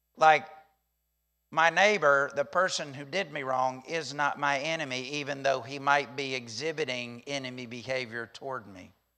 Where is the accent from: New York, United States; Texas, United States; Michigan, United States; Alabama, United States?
Alabama, United States; I'm from Alabama